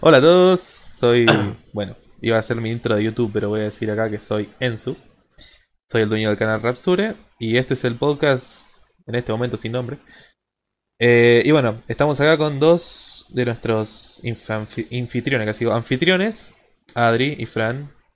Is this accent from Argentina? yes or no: yes; Argentina; Yo no soy de la misma provincia que ellos dos, pero somos todos argentinos